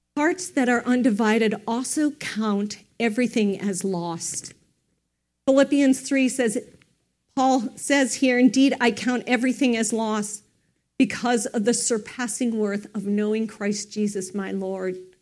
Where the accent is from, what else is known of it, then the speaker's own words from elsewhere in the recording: United States; we don't as an American culture